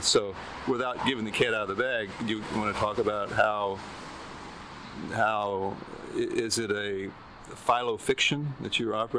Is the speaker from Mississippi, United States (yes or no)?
yes; Philadelphia, Mississippi, United States; moved away; being from Mississippi, the middle of Mississippi, I'm growing up there in my formative years